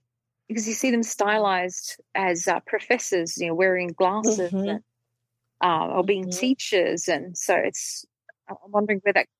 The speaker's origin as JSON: {"language": "English", "country": "Australia", "tie": "born or raised there", "said": "When I was growing up in Australia, when I was five and having all of my 5-year-old immunizations"}